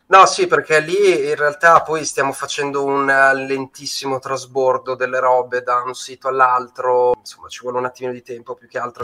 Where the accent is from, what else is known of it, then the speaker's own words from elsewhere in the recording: Bologna, Emilia-Romagna, Italy; moved away as an adult; now in Milan, Italy; vengo da Bologna, ma ormai sono a Milano da 13 anni